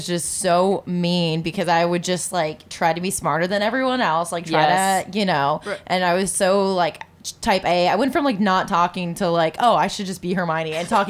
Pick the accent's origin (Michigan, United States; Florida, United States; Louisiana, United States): Michigan, United States; Oh, Michigan.